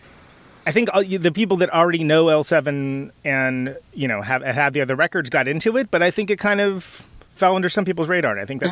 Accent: Oakland, California, United States; moved away as an adult; now in Milwaukee, United States; I'm from Oakland, but California

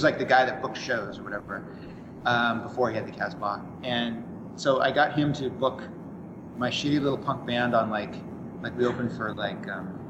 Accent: Orange County, California, United States; moved away as an adult; also born or lived in San Diego; I came from Orange County and went down there for college

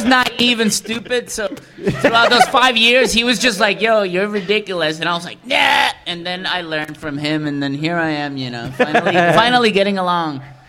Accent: Puerto Rico; now in Miami, United States; June and I, we're brothers, born and raised in Puerto Rico. We moved over to the States

